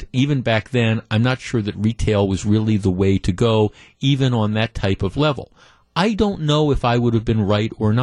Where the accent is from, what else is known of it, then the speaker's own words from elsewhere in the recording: Glendale, Wisconsin, United States; When I was in high school, growing up in Glendale